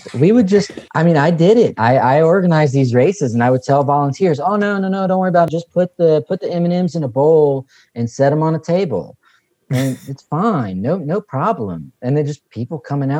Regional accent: West Virginia, United States; accent: Southern; moved away as an adult; now in Kentucky, United States; I grew up in West Virginia and most of my family's from West Virginia. I spent the last 20 years in Kentucky

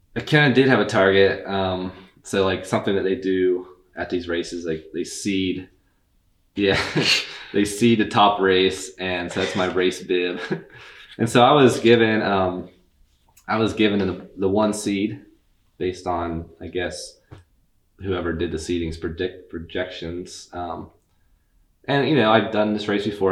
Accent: Athens, Ohio, United States; We're both from Athens

